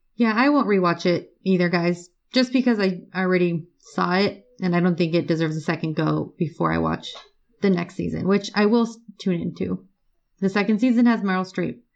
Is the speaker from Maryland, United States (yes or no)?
no; California, United States; I'm from California